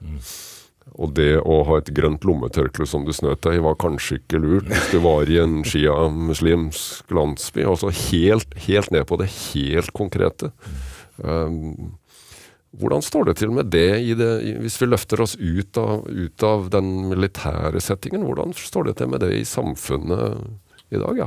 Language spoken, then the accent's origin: Norwegian; Kragerø, Vestfold og Telemark, Norway; hjemme i Kragerø så hadde jeg vokst opp med trebåter og seiling